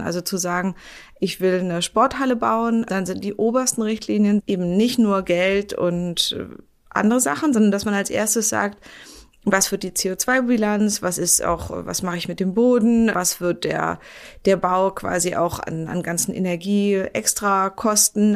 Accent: Berlin, Germany; Ich wohne ja in Berlin, ich bin Berlinerin

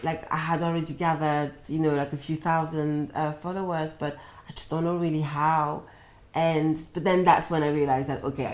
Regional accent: France; moved away; I was from France

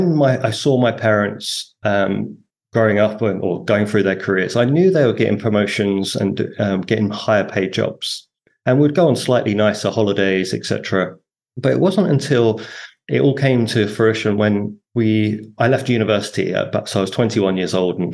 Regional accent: Harlow, East of England, United Kingdom; moved away as an adult; also born or lived in Hong Kong / Hoi An, Vietnam; I grew up in Harlow in Essex

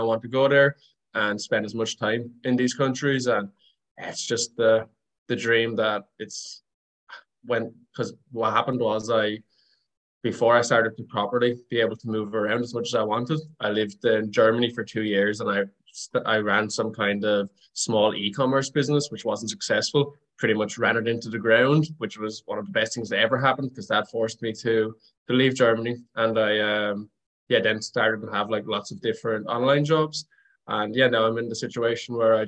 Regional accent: Wexford, Leinster, Ireland; moved away as an adult; I'm Irish. I grew up in a small town called Wexford in the southeast of Ireland

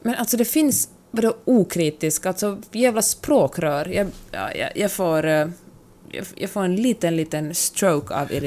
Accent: Finland; jag har vuxit upp i det rurala Finland

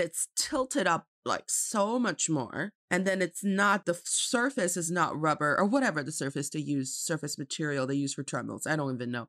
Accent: Jilin, China; I'm from Jilin province

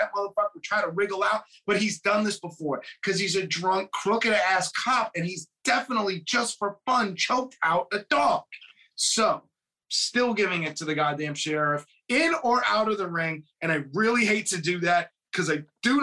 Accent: United States; I'm American

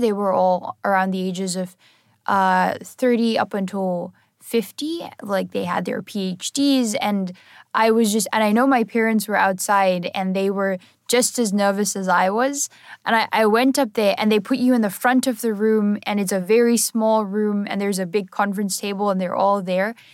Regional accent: South Africa; I'm originally from South Africa

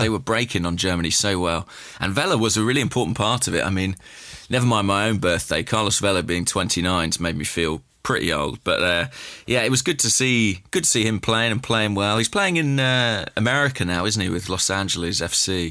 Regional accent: England, United Kingdom; as an Englishman

